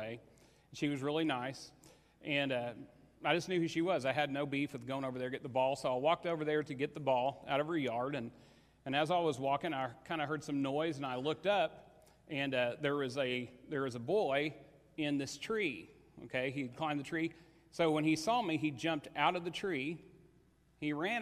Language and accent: English; Paoli, Indiana, United States; I grew up in Paoli, Indiana